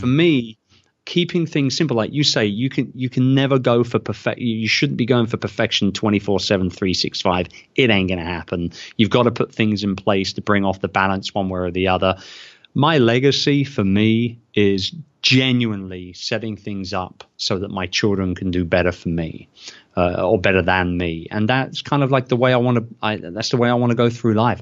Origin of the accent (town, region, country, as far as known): United Kingdom; born or raised there; moved away as an adult